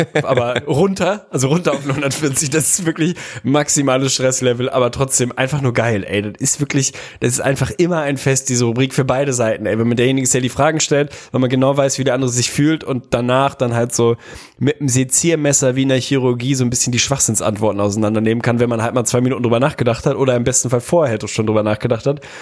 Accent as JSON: {"language": "German", "region": "Hamburg", "country": "Germany", "said": "mich zumindest als Hamburger"}